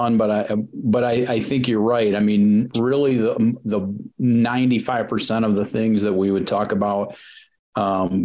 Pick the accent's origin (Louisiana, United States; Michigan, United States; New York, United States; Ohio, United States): Michigan, United States; Leslie; came back to my hometown of Leslie. In mid-Michigan